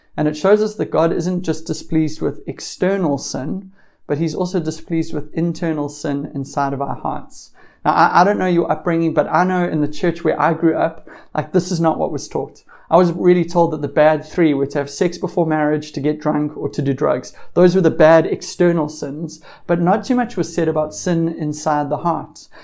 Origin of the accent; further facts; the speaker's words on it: South Africa; being South African